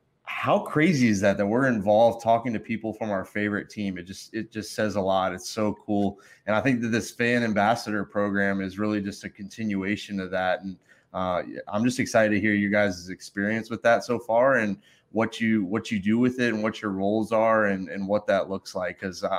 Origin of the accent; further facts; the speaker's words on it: Maryland, United States; now in Atlanta, United States; I'm down here in Atlanta, you know, I was born up in Maryland. So, you know, that's kind of where the roots start.